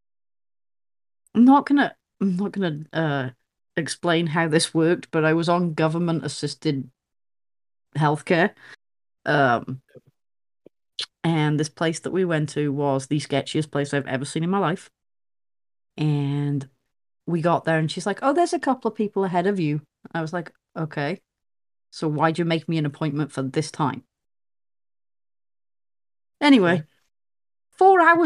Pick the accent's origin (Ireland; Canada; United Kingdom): United Kingdom; England; now in United States